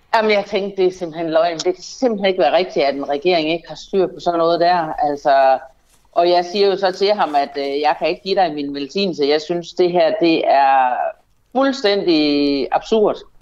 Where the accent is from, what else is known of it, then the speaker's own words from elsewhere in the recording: North Jutland, North Denmark Region, Denmark; jeg kommer jo fra Nordjylland